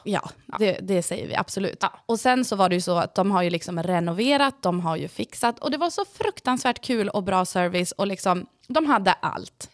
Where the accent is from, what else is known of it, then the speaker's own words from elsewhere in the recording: Sweden; Jag är ju uppvuxen uppe på Marieberg